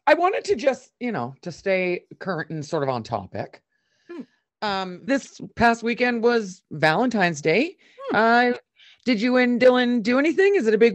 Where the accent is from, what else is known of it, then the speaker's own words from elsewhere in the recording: Canada; now in Calgary, Canada; I'm a Canadian through and through